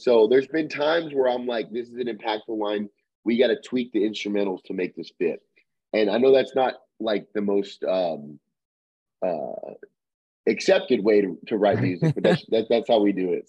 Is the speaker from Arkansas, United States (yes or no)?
yes; Little Rock, Arkansas, United States; we're from Arkansas, from Little Rock, Arkansas